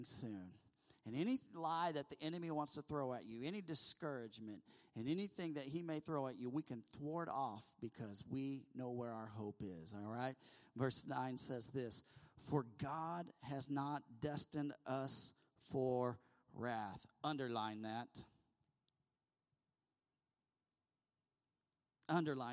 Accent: United States; we're American

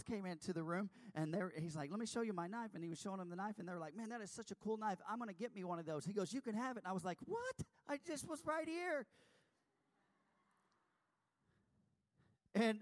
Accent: Texas, United States; I'm from Texas

